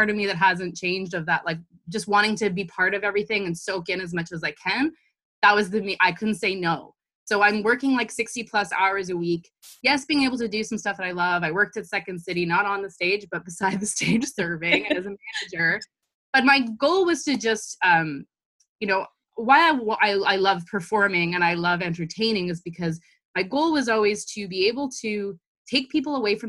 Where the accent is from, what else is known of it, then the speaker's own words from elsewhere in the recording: Toronto, Ontario, Canada; I was born and raised in Toronto